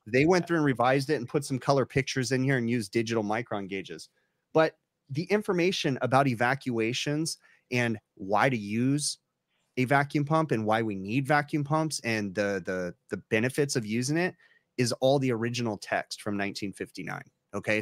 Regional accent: California, United States; I'm from California

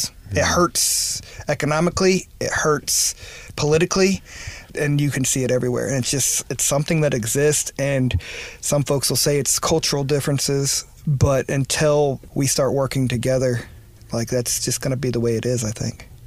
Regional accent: Memphis, Tennessee, United States; also born or lived in Missouri / Sacramento, California; I was born in Missouri. My parents were divorced, so I got to bounce around a little bit. So I uh, I claim Memphis probably more home, but I went to high school in Sacramento, California.

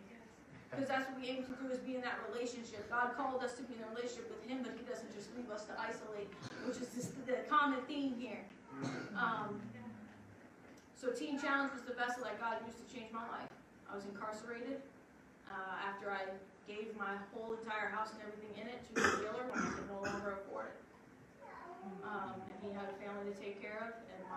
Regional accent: Long Island, New York, United States; I'm from Long Island, New York.

